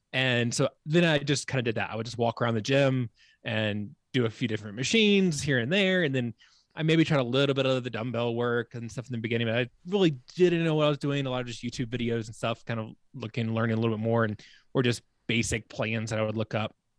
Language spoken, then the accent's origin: English; Virginia, United States; moved away as an adult; also born or lived in Charleston, South Carolina; now in Colorado, United States; my home state, Virginia